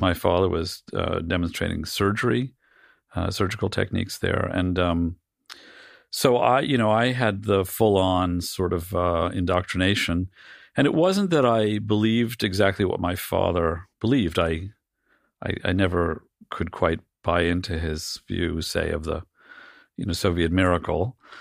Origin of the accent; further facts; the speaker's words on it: New York City, New York, United States; I grew up in a, like a c, comically cliched version of, uh, of, uh, Greenwich Village family